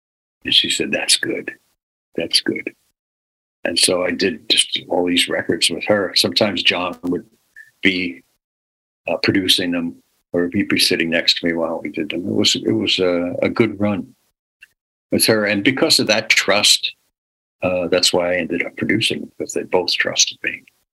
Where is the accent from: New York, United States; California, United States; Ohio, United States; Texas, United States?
New York, United States; New York City; I'm born and raised in New York City.